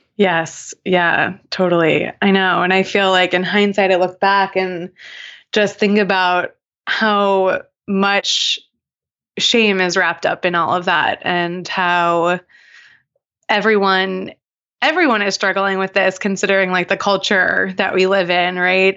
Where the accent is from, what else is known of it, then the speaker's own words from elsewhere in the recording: Long Island, New York, United States; I grew up on Long Island in New York